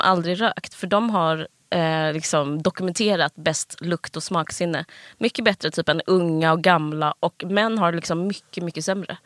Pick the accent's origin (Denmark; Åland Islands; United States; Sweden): Sweden; Simrishamn, Skåne; moved away; also born or lived in Stockholm / Malmö; jag är från eh, Stockholm och sen så eh, Simrishamn, en mm. liten stad på, i Skåne. Hela alltså, skol, formativa åren gick jag där.